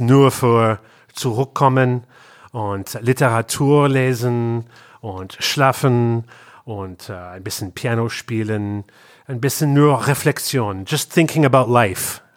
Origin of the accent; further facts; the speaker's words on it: Canada; German is a second language; moved away as an adult; also born or lived in Berlin; now in Cologne, Germany; wir kommen aus Kanada